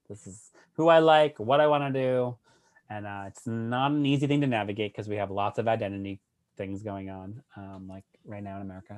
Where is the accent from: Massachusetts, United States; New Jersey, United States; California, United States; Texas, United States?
Massachusetts, United States; Worcester; moved away as an adult; also born or lived in New York City; I'm from Worcester. I was born and raised, and I left at eighteen, and I haven't been back